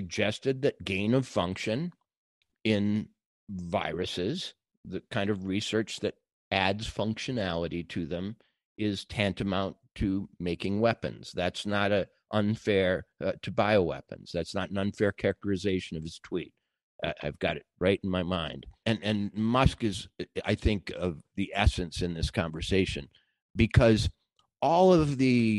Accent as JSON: {"language": "English", "region": "Minnesota", "country": "United States", "tie": "born or raised there", "said": "my home state of Minnesota"}